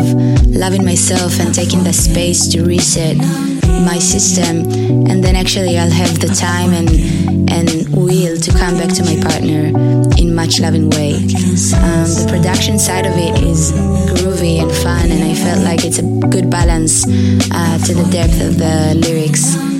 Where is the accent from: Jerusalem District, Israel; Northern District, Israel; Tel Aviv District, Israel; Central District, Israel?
Tel Aviv District, Israel; Tel Aviv; I'm a musician from Tel Aviv, Israel.